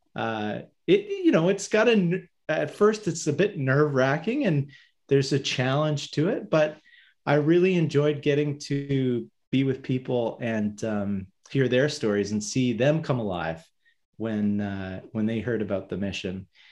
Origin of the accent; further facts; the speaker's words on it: Hamilton, Ontario, Canada; I'm from Hamilton, Ontario, uh, sort of the end of the Great Lakes, Great Lake Ontario.